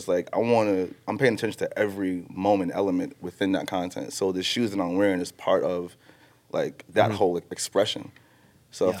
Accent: New York City, New York, United States; Growing up in Jamaica, Queens

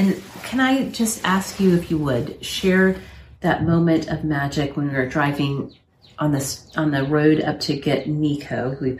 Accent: United States; as an American

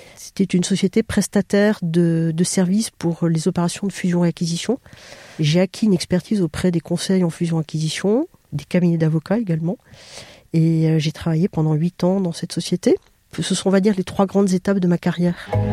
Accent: Bordeaux, Nouvelle-Aquitaine, France; moved away; je viens de Bordeaux, qui est ma région d'origine

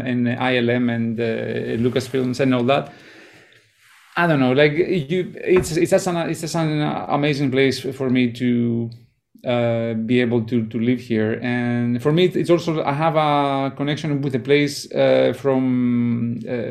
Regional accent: Greece; also born or lived in Germany / Los Angeles; now in San Francisco Bay Area, United States; I was born in Greece and my family is from Greece, and I grew up there and then I left.

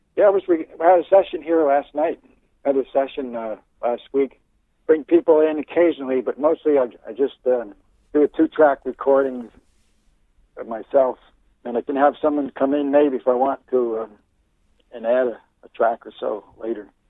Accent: Bucks County, eastern Pennsylvania, United States; also born or lived in Virginia; now in Oregon, United States; I grew up in um, eastern Pennsylvania, in Bucks County, which is near, um, kind of lies between Philadelphia and, and New York City

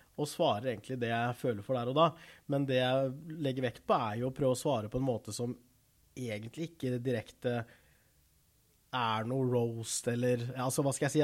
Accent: Rygge, Østfold, Norway; also born or lived in South Korea; jeg kom til Norge når jeg var rundt tre måneder gammel. Og har bodd i Rygge stort sett hele livet

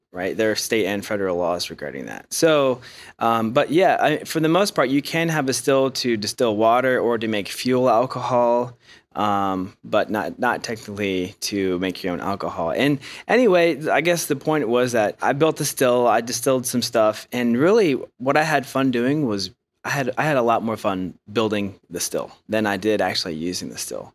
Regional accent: Ohio, United States; moved away as an adult; now in Asheville, United States; I grew up in Ohio

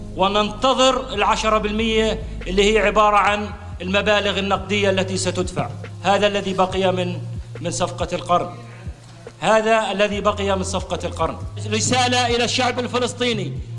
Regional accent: Jordan; أنا نائب أردني من أصول فلسطينية

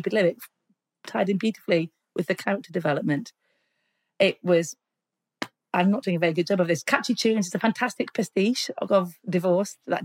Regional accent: Carlisle, North West England, United Kingdom; moved away; also born or lived in London; I grew up in Carlisle. We didn't really have theatre.

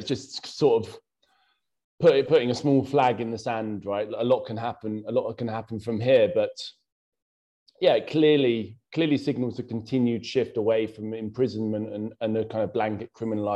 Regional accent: Bletchley, South East England, United Kingdom; also born or lived in Bethnal Green, London; now in London, United Kingdom; living in Bethnal Green, growing up in Bletchley

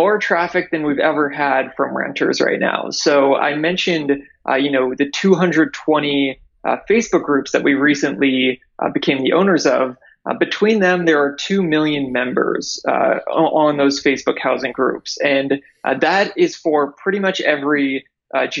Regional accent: near Toronto, Ontario, Canada; moved away as an adult; now in United States; I'm actually Canadian. So I am from near Toronto

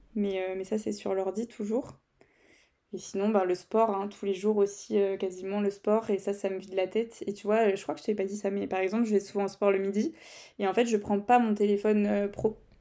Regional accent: Brittany, France; accent: Breton; mon accent euh, anglais, breton mélangé

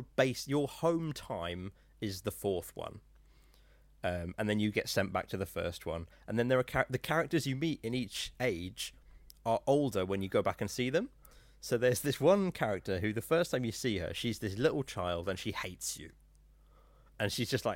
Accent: Norfolk, East of England, United Kingdom; I'm from Norfolk

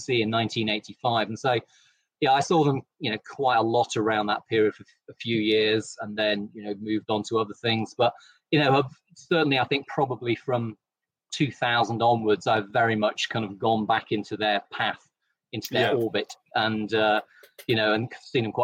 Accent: East Midlands, United Kingdom; I'm from the East Midlands, and so heavy metal is in my blood

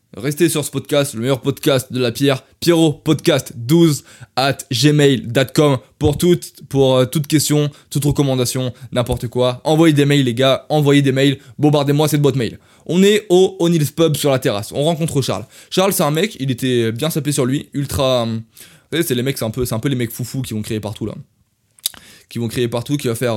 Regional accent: France; accent: French; je viens de France.

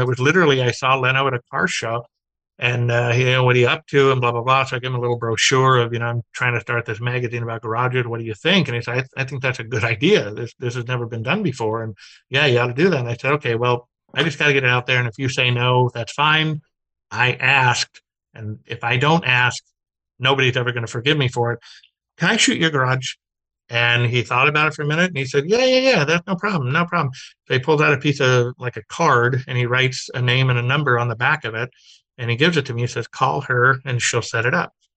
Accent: Glendale, California, United States; I grew up in Glendale, which is Burbank

